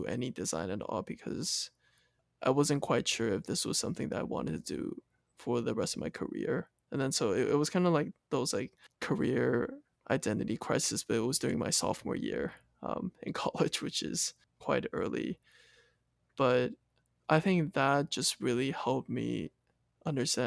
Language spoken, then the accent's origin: English; Taiwan; moved away as an adult; Born and raised in Taiwan and went to a local school until seventh grade.